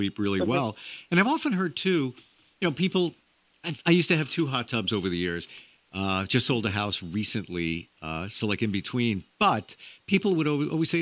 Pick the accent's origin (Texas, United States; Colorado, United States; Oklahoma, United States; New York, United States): New York, United States; New York area, United States; I'm from the New York area